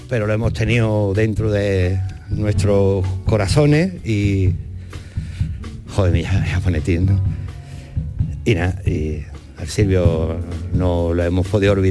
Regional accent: Seville, Andalusia, Spain; also born or lived in Torreblanca, Seville; yo nací en la Macarena

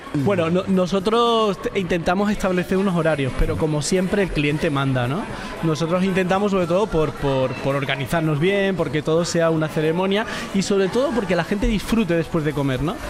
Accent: Andalusia, Spain; estoy enamorado de mi tierra, de Andalucía

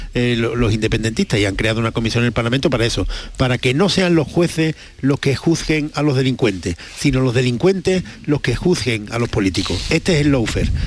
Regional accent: Spain; los españoles estos somos muy peculiares

